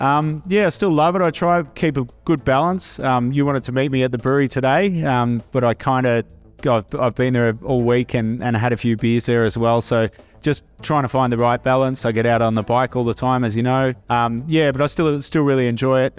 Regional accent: Beechworth, Victoria, Australia; growing up in Beechworth

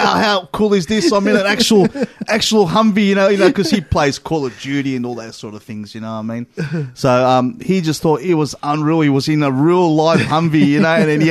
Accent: Australia; we're from Australia

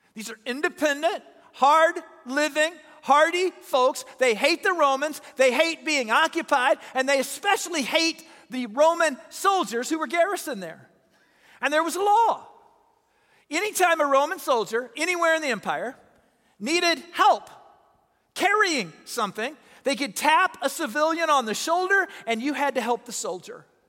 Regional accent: Southern Illinois, United States; I'm from Southern Illinois

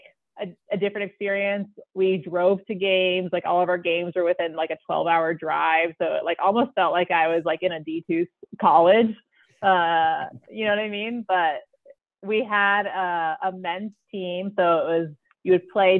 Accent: Arizona, United States; I was born and raised in Arizona.

